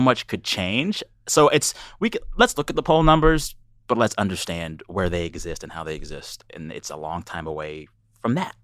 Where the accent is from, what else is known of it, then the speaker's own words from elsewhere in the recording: United States; as an American